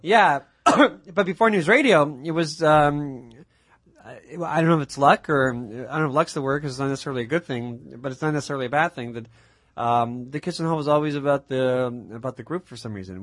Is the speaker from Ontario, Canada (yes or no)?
yes; Mississauga, Ontario, Canada; growing up in Mississauga